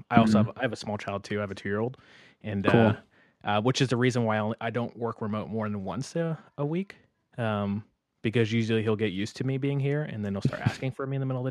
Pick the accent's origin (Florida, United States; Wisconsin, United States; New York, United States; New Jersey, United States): Florida, United States; moved away as an adult; now in San Francisco Bay Area, United States; I'm from Florida actually originally, and I actually did make the jump to the Bay Area